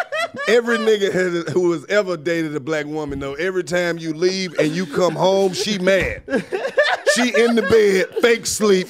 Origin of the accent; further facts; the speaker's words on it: Mississippi, United States; I'm from Mississippi.